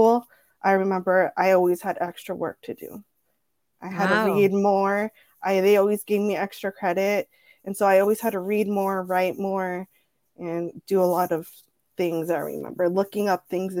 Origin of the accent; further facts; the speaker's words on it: Orange County, California, United States; first language Spanish; also born or lived in Tijuana, Mexico / San Diego, United States; My mom and I, we were born in Tijuana. And when I was about 4 years old, we came to the United States. And my mom was a live-in nanny in Orange County for a wealthy family